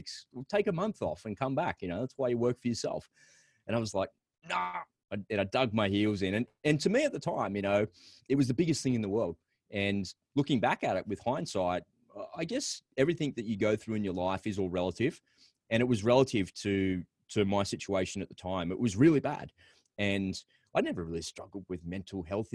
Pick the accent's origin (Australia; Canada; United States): Australia; accent: Aussie; It's my Aussie accent